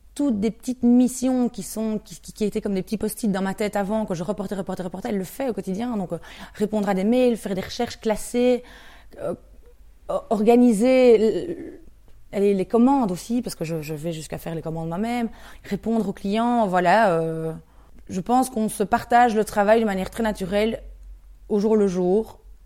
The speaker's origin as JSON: {"language": "French", "town": "Andenne", "region": "Wallonia", "country": "Belgium", "said": "quelqu'un qui vient d'Andenne, donc euh, de là où, je viens, près de, près de Namur"}